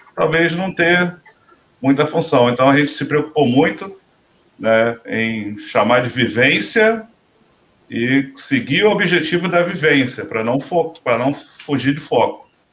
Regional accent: Rio de Janeiro, Brazil; a gente é aqui do Rio de Janeiro

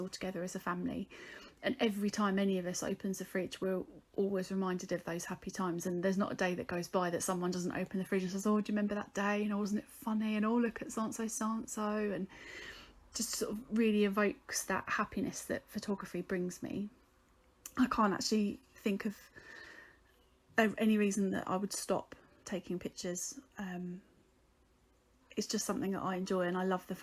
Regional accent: Whitstable, South East England, United Kingdom; I'm from Whitstable in Kent.

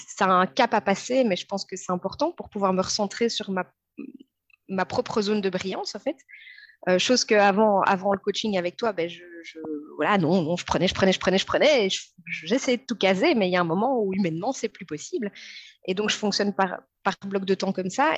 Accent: Belgium; je suis une maman de 36 ans, je suis belge

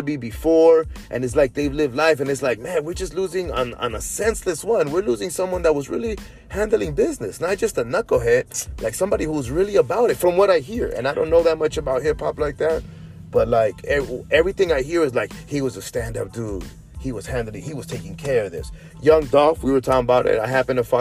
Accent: Inglewood, California, United States; moved away as an adult; also born or lived in Orange County, California / El Salvador; now in Las Vegas, United States; I love Inglewood, man. I was there 37 years

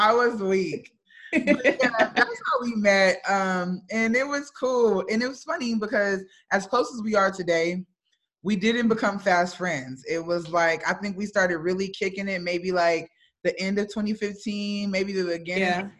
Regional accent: North Carolina, United States; I'm from North Carolina.

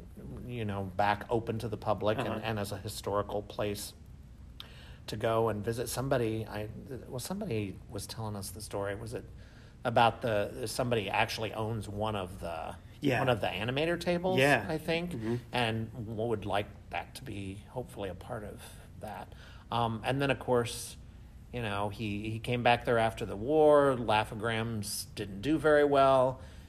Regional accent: Kansas City, Missouri, United States; moved away; growing up in Kansas City

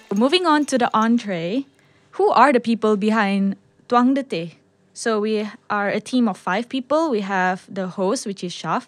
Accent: Sabah, Malaysia; I'm from Sabah

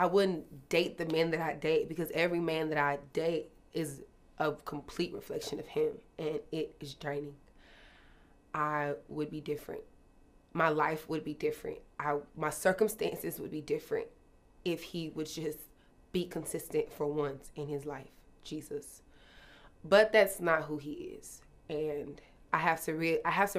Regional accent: Dallas, Texas, United States; I'm from Dallas, Texas

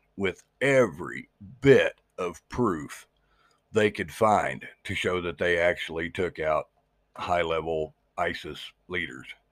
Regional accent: Missouri, United States; my home state of Missouri

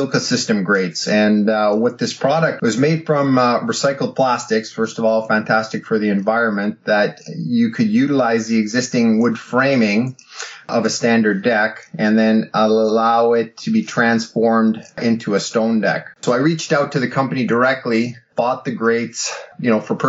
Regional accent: Canada; also born or lived in Ottawa; as a Canadian and you know, living in Ottawa

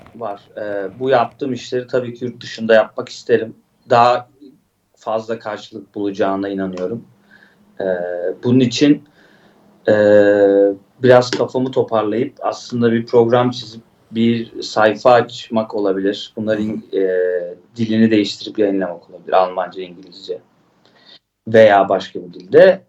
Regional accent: Istanbul, Turkey; also born or lived in Antakya (family origin); ben Şişli'de doğdum büyüdüm düşün yani Mecidiyeköy.

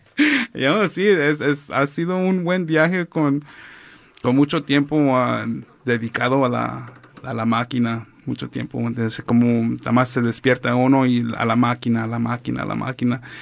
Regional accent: Los Angeles, California, United States; also born or lived in Oaxaca; crecí aquí en ah, West Los Ángeles

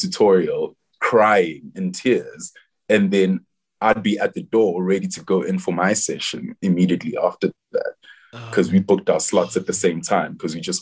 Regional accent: South Africa; moved away as an adult; also born or lived in England; As Zulu people, when we celebrate, we dance and we sing

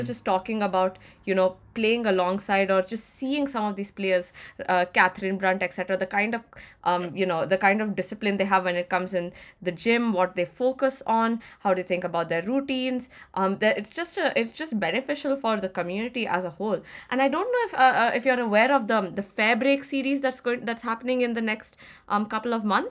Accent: Chennai, Tamil Nadu, India; I mean, I am from Chennai.

